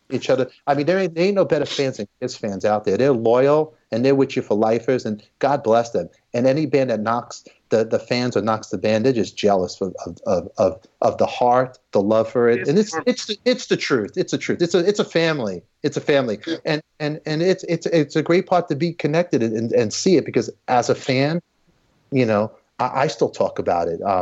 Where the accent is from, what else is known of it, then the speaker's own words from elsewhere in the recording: New York City, New York, United States; I grew up in Brooklyn, in Canarsie. And then later on, I lived in a place, Patagit 2 in Canarsie.